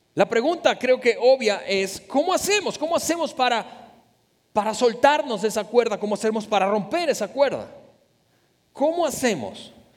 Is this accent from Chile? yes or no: no; Venezuela; somos venezolanos